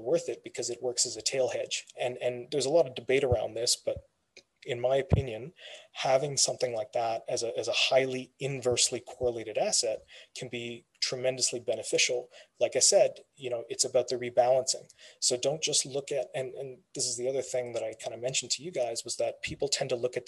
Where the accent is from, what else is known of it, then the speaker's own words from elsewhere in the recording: Canada; My background, my family comes from India. I was born and raised here in Canada.